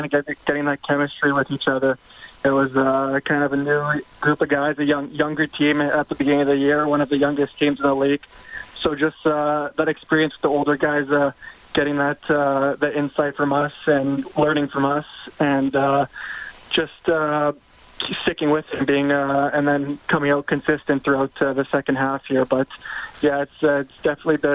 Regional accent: Winnipeg, Manitoba, Canada; born or raised there

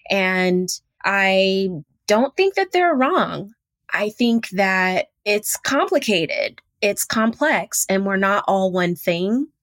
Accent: Houston, Texas, United States; I'm that chick from Third Ward, Houston, Texas.

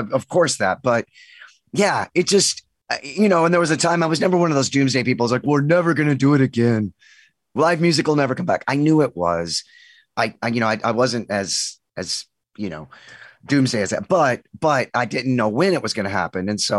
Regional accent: Texas, United States; It's my office, but I'm from Texas. I was born and raised

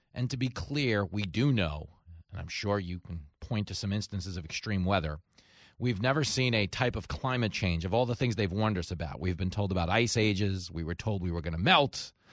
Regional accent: New York, United States; I grew up in New York.

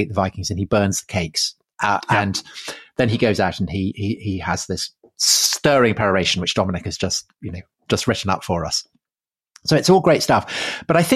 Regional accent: near Wilton, Wessex, South West England, United Kingdom; I grew up near Wilton

